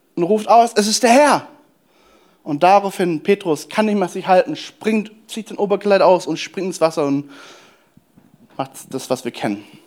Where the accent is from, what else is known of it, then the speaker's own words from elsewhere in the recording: Germany; als Deutsche